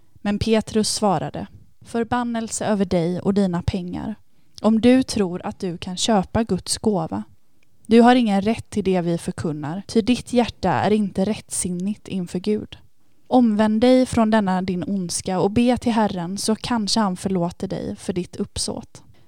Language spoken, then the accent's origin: Swedish; Varberg, Halland County, Sweden; moved away as an adult; now in Lund, Sweden; Jag kommer från Varberg, men mm. bor just nu i Lund där jag har pluggat hela min utbildning.